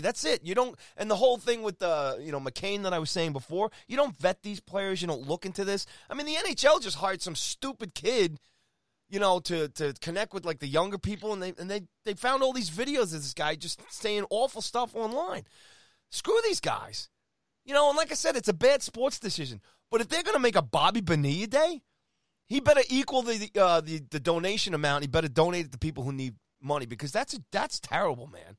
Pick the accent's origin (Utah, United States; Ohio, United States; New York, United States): New York, United States; New York City; I was born in Jamaica, Queens.